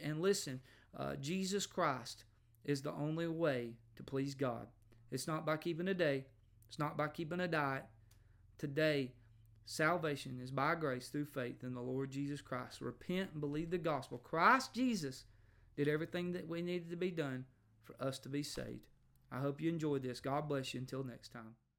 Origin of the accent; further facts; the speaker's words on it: United States; I grew up in America